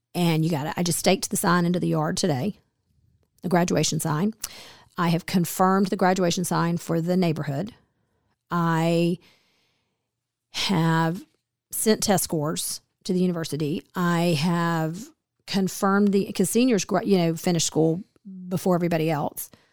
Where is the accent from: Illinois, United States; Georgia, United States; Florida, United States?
Georgia, United States; Smyrna; a small suburb that I grew up in near Atlanta.